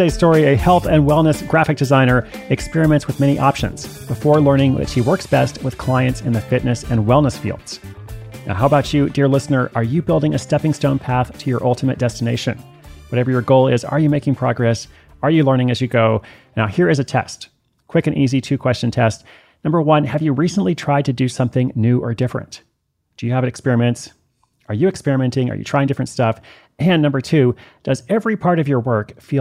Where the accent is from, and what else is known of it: Portland, Oregon, United States; born or raised there